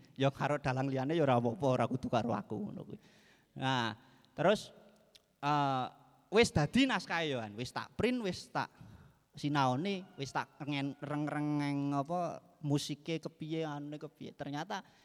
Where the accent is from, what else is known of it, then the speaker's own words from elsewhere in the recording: Banjarnegara, Central Java, Indonesia; moved away as an adult; also born or lived in Yogyakarta; saya kan asli Banjarnegara. Eh, Banjarnegara, Jawa Tengah. Waktu saya masih di Banjar